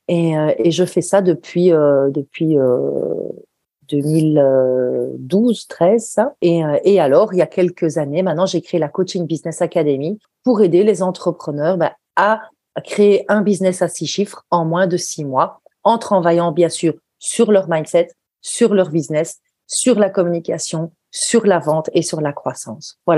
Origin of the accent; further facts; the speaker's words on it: Belgium; ce genre de de comme on dit chez nous en Belgique.